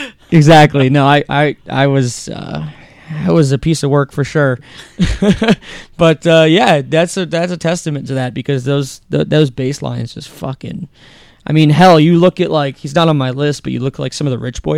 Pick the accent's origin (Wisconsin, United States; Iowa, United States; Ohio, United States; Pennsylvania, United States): Ohio, United States; Akron; West Akron, what up?